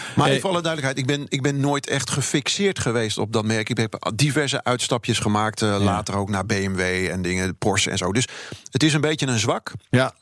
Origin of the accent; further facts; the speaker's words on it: Rhenen, Utrecht, Netherlands; daar waar ik vandaan kom bij Renen